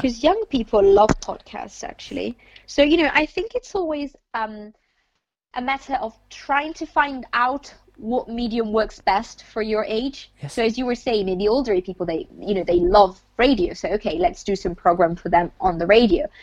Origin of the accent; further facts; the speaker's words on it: Italy; now in United Kingdom; I come from Italy